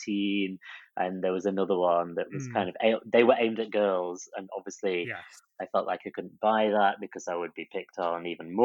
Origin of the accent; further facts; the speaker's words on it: Chesterfield, East Midlands, United Kingdom; moved away as an adult; also born or lived in Blackpool; my hometown Chesterfield